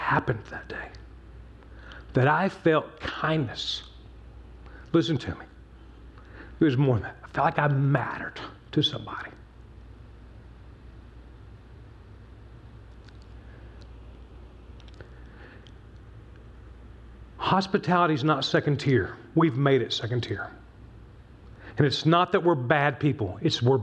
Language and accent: English; Newport News, Virginia, United States; I grew up in Newport News, Virginia